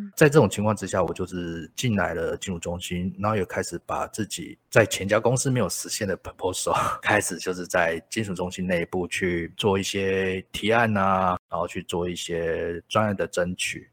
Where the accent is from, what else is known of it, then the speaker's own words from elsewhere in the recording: Kaohsiung, Taiwan; 我本身是高雄人